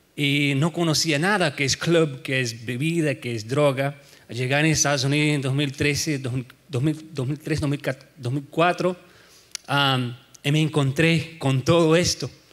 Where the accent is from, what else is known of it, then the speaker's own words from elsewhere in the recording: Brazil; moved away as an adult; now in United States; soy de Brasil